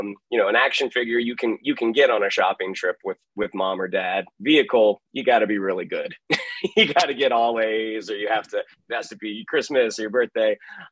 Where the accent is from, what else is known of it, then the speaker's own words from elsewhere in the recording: Goose Creek, South Carolina, United States; born there; also born or lived in Orlando; So I was born in a small town in South Carolina outside of Charleston called Goose Creek. My father was in the Navy, but then we got transferred to Orlando when I was 5 years old.